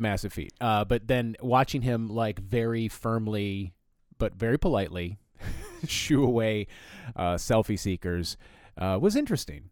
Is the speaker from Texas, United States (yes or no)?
no; Flint, Michigan, United States; I grew up in Flint